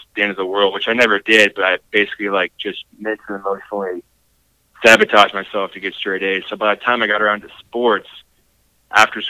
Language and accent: English; Kansas City, United States; I was born and raised here in Kansas City